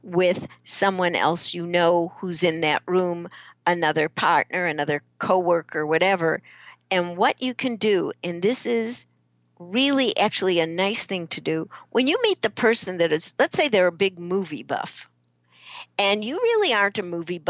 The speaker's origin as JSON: {"language": "English", "town": "Chicago", "region": "Illinois", "country": "United States", "moved": "yes", "said": "I'm originally from Chicago"}